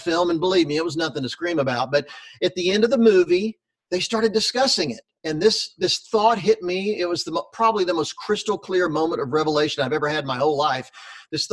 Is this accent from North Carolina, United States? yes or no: yes; Charlotte, North Carolina, United States; moved away; I grew up in North Carolina. My dad was a pastor in Charlotte, North Carolina, when I was growing up